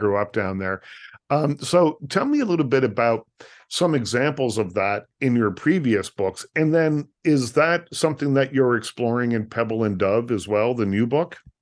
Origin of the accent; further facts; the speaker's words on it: Lunenburg, Nova Scotia, Canada; I'm from small town Nova Scotia